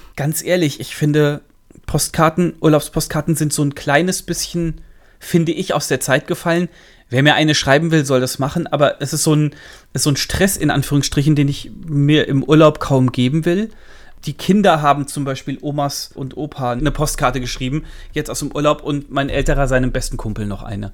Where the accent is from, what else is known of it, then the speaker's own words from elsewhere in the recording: Central Hesse, Germany; accent: Central Hessian; bei, uns daheim, wo ich herkomme, äh, mittelhessisch